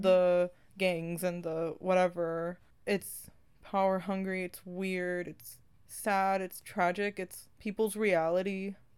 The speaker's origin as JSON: {"language": "English", "region": "California", "country": "United States", "said": "we in California"}